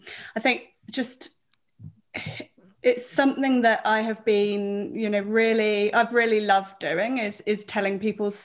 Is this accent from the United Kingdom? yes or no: yes; Devon, South West England, United Kingdom; moved away as an adult; now in New Zealand; I grew up in the UK. So I come from a part of the UK which is called Devon